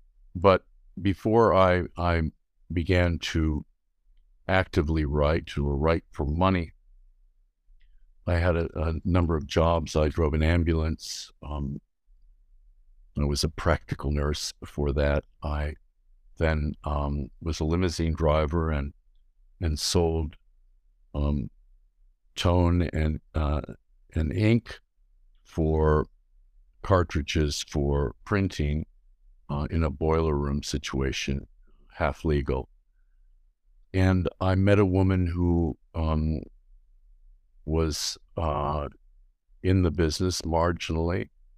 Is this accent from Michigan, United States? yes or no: no; Los Angeles, California, United States; Well, I grew up in Los Angeles, in Beverly Hills.